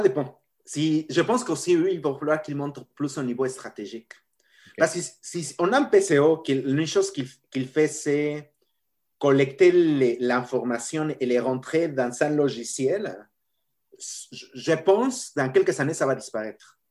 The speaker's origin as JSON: {"language": "French", "country": "Mexico", "tie": "born or raised there", "accent": "latino", "second_language": "French", "moved": "as an adult", "said": "j'ai mon accent latino et je suis né au Mexique. Euh, et bon, j'ai grandi au Mexique"}